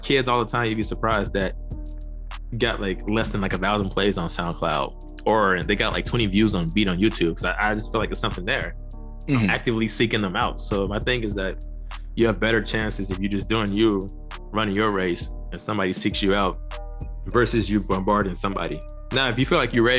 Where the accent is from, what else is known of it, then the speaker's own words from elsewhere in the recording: St. Louis, Missouri, United States; moved away as an adult; also born or lived in Los Angeles / New York City; I'm from St. Louis, Missouri